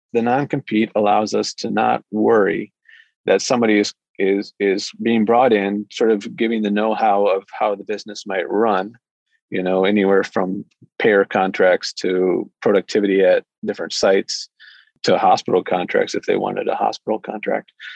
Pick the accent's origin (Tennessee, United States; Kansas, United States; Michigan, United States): Michigan, United States; moved away as an adult; also born or lived in Washington, D.C. / Fort Hood, Texas; now in Bellingham, United States; I grew up in Michigan and then uh, went to school in Michigan